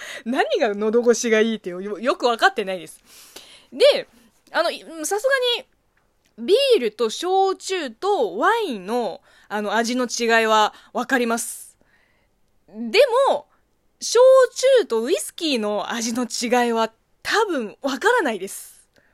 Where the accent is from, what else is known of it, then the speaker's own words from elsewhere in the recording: China; Japanese is a second language; moved away; 国生まれ、中国育ちの私